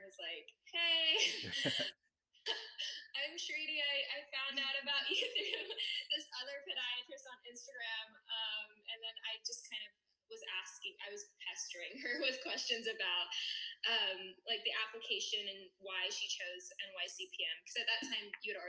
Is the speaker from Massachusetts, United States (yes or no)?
no; Texas, United States; moved away as an adult; now in New York City, United States; I'm from Texas